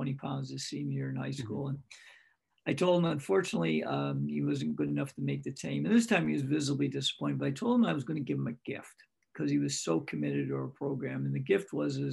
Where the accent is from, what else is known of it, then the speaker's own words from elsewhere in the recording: Greece, New York, United States; my hometown in Greece